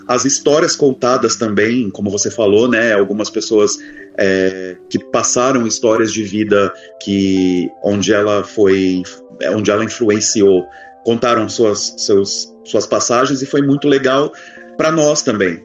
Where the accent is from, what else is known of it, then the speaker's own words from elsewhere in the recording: São Paulo, Brazil; eu sou de São Paulo, capital